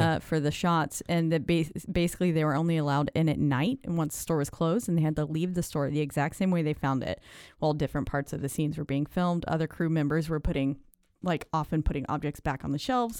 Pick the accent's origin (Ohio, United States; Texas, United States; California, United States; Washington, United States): Texas, United States; Houston; I'm from the Houston area, so I yeah. grew up on Astroworld.